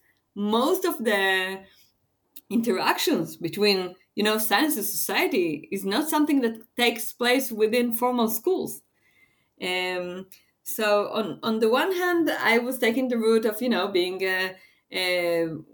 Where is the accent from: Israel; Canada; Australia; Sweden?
Israel; I'm from Israel, and Israel is such a small place that everybody knows everyone